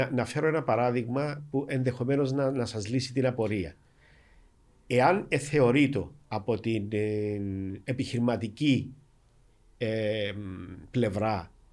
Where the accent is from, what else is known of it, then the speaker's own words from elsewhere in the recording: Vatili, Famagusta District, Cyprus; moved away; είμαι και πρόσφυγα, είμαι από τη Βατιλή